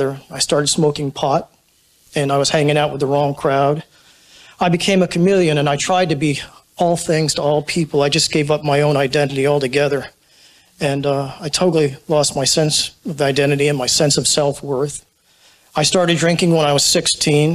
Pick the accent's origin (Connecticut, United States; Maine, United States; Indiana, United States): Connecticut, United States; Clinton; moved away as an adult; also born or lived in New Haven, Connecticut; I was born in New Haven, Connecticut, and I was raised on the shoreline in a small town called Clinton